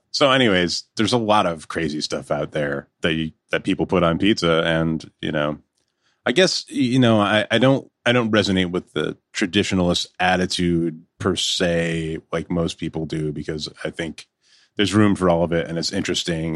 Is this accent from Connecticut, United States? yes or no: yes; Connecticut, United States; moved away; where I grew up in Connecticut